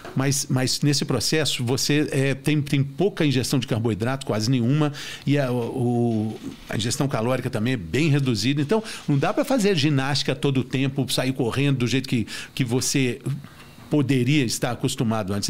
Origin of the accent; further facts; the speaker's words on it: Minas Gerais, Brazil; eu sou mineiro